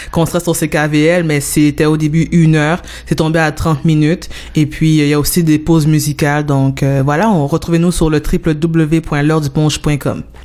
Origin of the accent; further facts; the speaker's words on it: Montreal, Quebec, Canada; je viens euh, de l'Est de Montréal, donc euh, précisément de Montréal-Nord